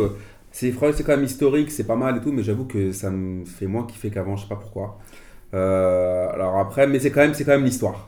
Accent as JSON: {"language": "French", "country": "Algeria", "said": "en tant qu'Algérien"}